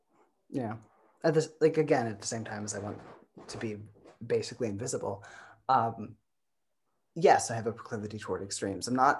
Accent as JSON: {"language": "English", "region": "Midwest", "country": "United States", "said": "I'm …. I am originally from the Midwest. I've lived in 7 different states."}